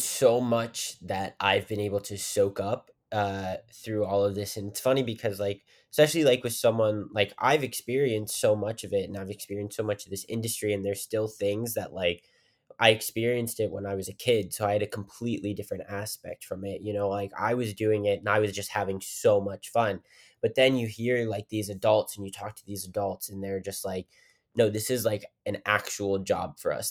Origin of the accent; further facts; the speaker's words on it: Weirton, West Virginia, United States; also born or lived in Pittsburgh, Pennsylvania; I, I'm from Weirton, West Virginia